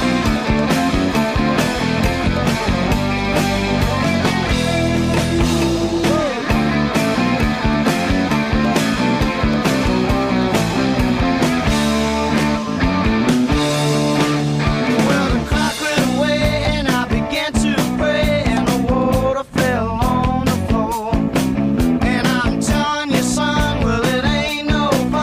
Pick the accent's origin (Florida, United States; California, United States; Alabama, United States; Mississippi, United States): Florida, United States; I'm Floridian. I'm a southerner